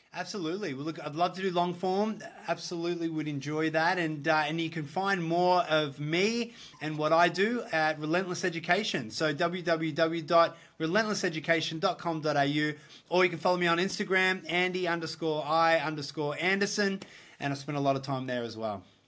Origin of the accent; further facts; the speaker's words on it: Australia; also born or lived in Gold Coast, Queensland; I'm from Australia. Uh, Australian boy, I live in the Gold Coast